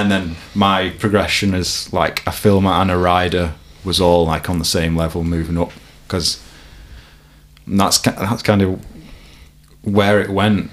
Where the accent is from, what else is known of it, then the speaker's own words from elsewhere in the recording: Warrington, North West England, United Kingdom; I grew up in Warrington. I've lived in a few spots in Warrington, but I'm still there.